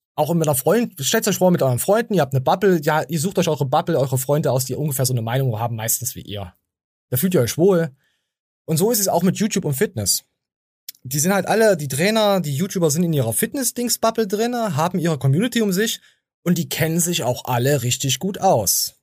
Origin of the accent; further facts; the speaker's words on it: Erfurt, Thuringia, Germany; bei uns in Erfurt